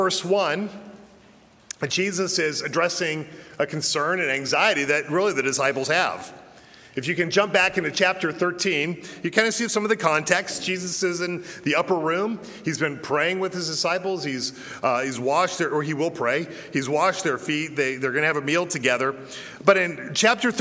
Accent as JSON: {"language": "English", "town": "Denver", "region": "Colorado", "country": "United States", "tie": "born or raised there", "moved": "yes", "said": "I was born and I was raised in Denver, Colorado"}